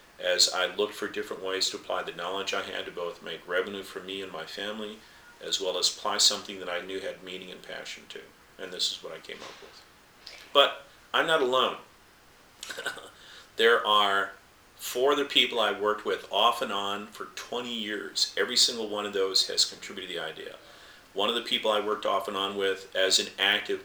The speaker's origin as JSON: {"language": "English", "region": "the American West", "country": "United States", "tie": "born or raised there", "said": "when I was a young man growing up in the West"}